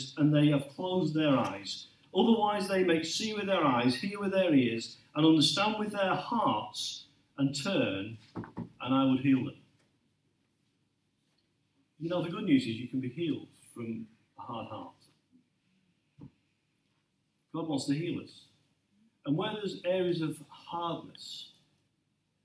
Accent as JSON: {"language": "English", "area": "Lincolnshire", "region": "East Midlands", "country": "United Kingdom", "tie": "born or raised there", "said": "I grew up in Lincolnshire"}